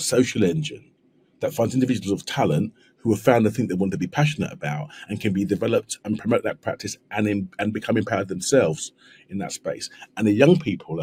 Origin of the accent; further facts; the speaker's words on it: London, United Kingdom; I'm from South East London. You can probably tell by the accent